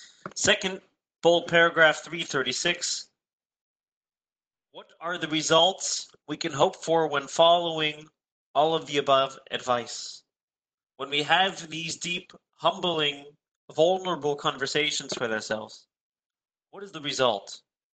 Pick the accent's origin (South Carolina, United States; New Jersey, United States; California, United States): California, United States; experiencing very similar issues to that which we experience growing up in the Bay Area, living in the Bay Area in a more exposed environment.